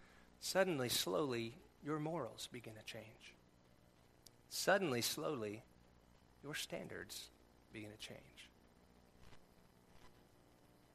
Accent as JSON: {"language": "English", "region": "California", "country": "United States", "tie": "born or raised there", "said": "We grew up in California, surf club at the school."}